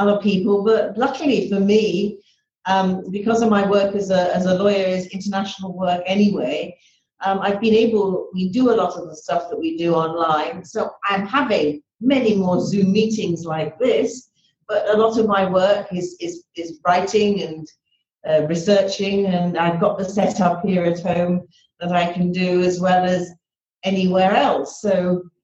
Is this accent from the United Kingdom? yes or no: yes; Liverpool, North West England, United Kingdom; moved away; also born or lived in London; I grew up in Liverpool. And I mean, when I was born into a very ordinary family in Liverpool